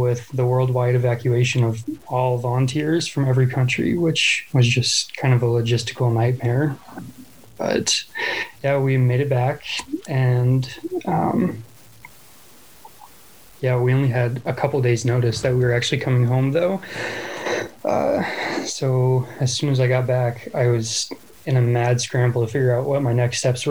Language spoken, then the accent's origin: English; Seward, Nebraska, United States; moved away as an adult; also born or lived in Michigan Upper Peninsula; now in Michigan, United States; I'm from Seward, Nebraska, which is it's just a little small town outside of Lincoln, the capital.